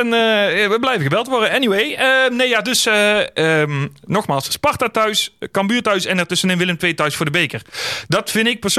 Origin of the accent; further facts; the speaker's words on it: North Brabant, Netherlands; ik blijf Brabander, hè?